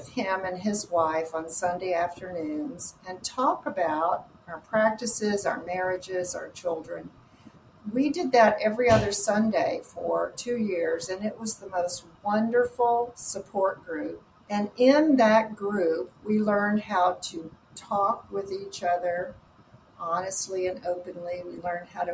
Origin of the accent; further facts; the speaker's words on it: the South, United States; now in Austin, United States; growing up in the South